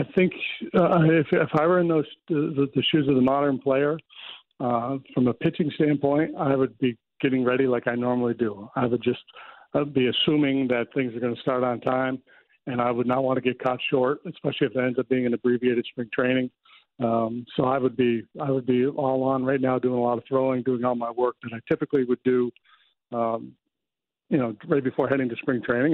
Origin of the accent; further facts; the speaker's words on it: United States; I'm American.